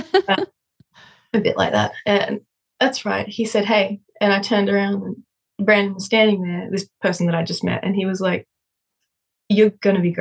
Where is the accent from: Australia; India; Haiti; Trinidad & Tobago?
Australia; now in Nashville, United States; I go back to Australia. My hometown is it's a pretty wild place to go back to and sing.